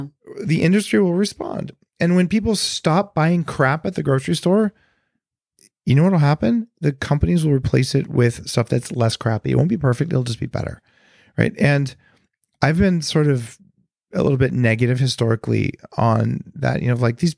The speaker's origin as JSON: {"language": "English", "area": "Silicon Valley", "region": "California", "country": "United States", "said": "But I know I'm from Silicon Valley."}